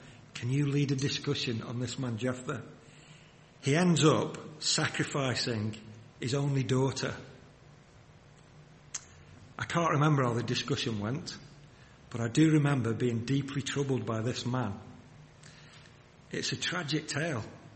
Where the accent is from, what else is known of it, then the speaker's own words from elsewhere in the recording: Wigan, North West England, United Kingdom; I grew up in the Northwest. I grew up in Wigan.